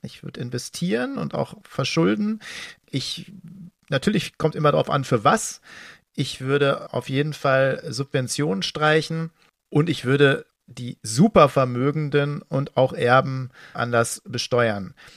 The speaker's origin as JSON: {"language": "German", "region": "West Germany", "country": "Germany", "said": "ich als Wessi"}